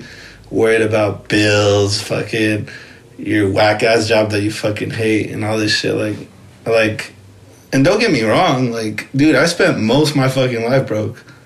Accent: Rialto, California, United States; moved away as an adult; also born or lived in San Bernardino; I was born and raised in Rialto

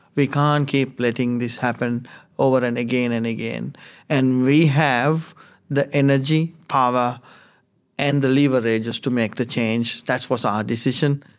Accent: Sri Lanka; now in Finley, Australia; I come from Sri Lanka.

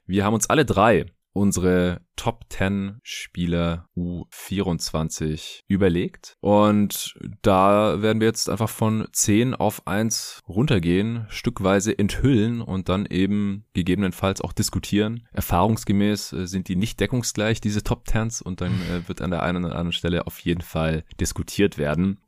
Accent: Stuttgart, Baden-Württemberg, Germany; now in Berlin, Germany; nach Stuttgart in die alte Heimat.

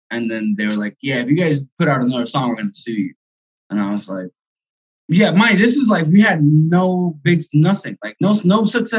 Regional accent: Venezuela; also born or lived in Miami; now in Concord, United States; I'm 28. I'm from Venezuela, right? Okay. I lived in Miami most of my life after moved to Venezuela, but then I moved to Vegas. Now I'm based out of Concord, California.

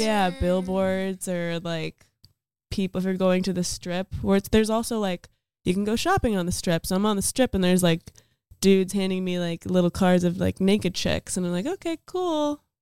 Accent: Las Vegas, Nevada, United States; moved away; I'm from Las Vegas

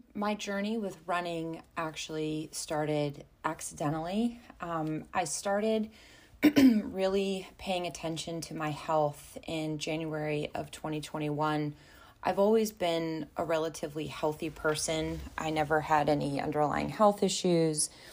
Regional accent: Baltimore, Maryland, United States; also born or lived in Sparks, Maryland; born and raised in Baltimore, Maryland

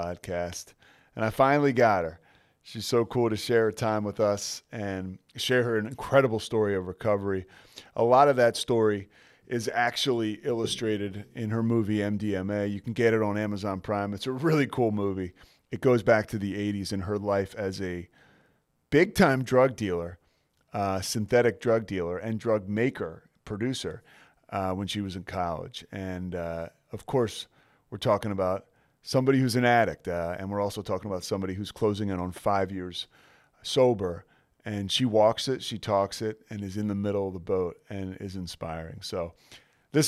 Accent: Philadelphia, Pennsylvania, United States; I'm from Philly

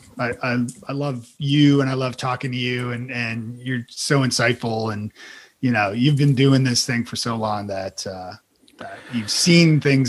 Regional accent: Canada; now in United States; I'm still Canadian

